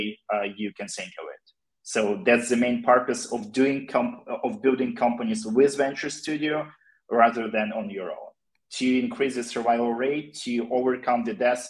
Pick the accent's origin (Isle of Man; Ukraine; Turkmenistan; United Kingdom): Ukraine; we are all from Ukraine